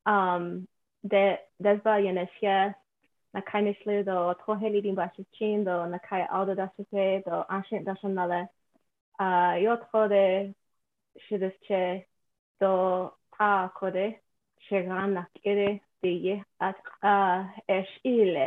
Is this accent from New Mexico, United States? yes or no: yes; Santa Fe, New Mexico, United States; I was born and raised in Santa Fe, New Mexico, and I'm an actor.